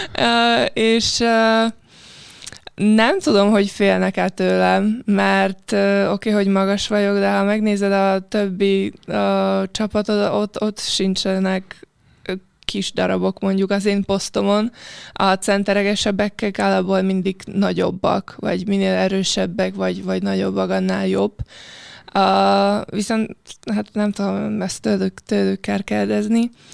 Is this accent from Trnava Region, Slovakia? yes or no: yes; Piešťany, Trnava Region, Slovakia; Hungarian is a second language; moved away as an adult; also born or lived in Szentes, Hungary; now in Hungary; a Pöstjén, ahol születtem